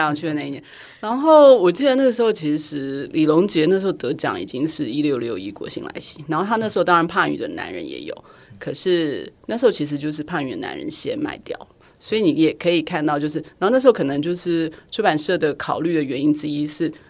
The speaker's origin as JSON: {"language": "Chinese", "country": "Taiwan", "said": "大家问你哪里来，你就说台湾来"}